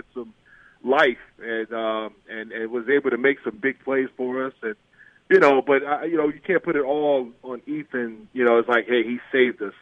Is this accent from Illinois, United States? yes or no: yes; Illinois, United States; this is my home state now